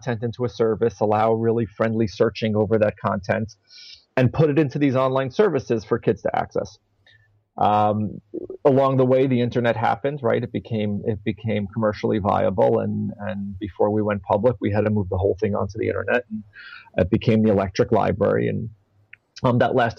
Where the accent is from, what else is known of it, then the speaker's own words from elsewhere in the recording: New York City, New York, United States; I was born and raised mostly in the Bronx.